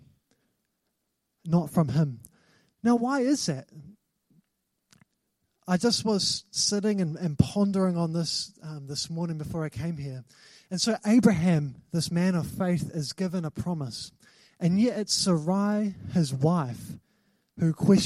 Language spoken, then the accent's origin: English; New Zealand; I've got a New Zealand passport. I'm a New Zealand citizen. I'm not from England